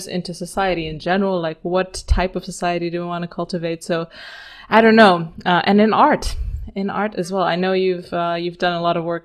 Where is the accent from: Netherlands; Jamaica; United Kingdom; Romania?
Romania; I'm Eastern European. I come from Romania